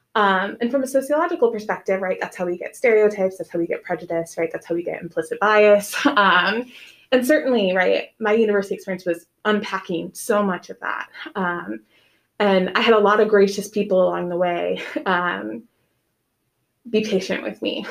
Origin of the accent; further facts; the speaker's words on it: Nebraska, United States; moved away as an adult; now in Macon, United States; I was born and raised in Nebraska. We did not move around